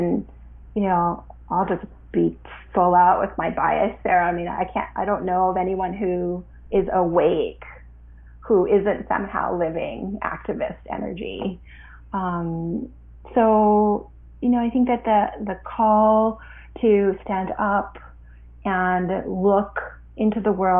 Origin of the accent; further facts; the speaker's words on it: Canada; also born or lived in Ottawa, Canada / Vancouver, Canada; I was born in Canada and grew up my whole childhood here.